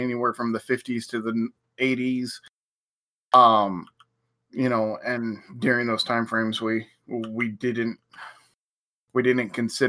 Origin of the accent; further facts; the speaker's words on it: Portland, Oregon, United States; growing up in Portland, which is a very organic, diverse city